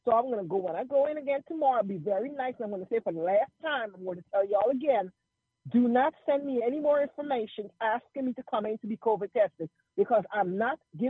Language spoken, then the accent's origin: English; Georgia, United States; moved away as an adult; now in Dallas, United States; I'm originally from Georgia. I was in your fourth district.